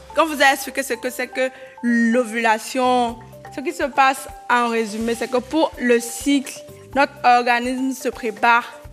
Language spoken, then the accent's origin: French; Avrankou, Ouémé, Benin; j'ai grandi ici